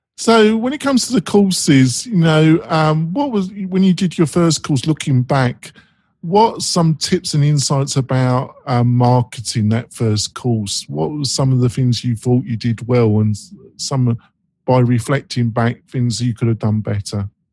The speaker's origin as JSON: {"language": "English", "region": "England", "country": "United Kingdom", "said": "I'm English"}